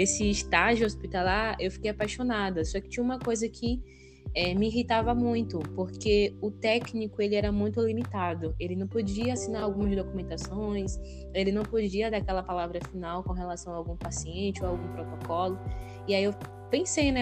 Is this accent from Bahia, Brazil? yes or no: yes; Bahia, Brazil; also born or lived in Conceição da Feira; eu sou baiana, né? Moro aqui na Bahia, no interior da Bahia, atualmente em Conceição da Feira.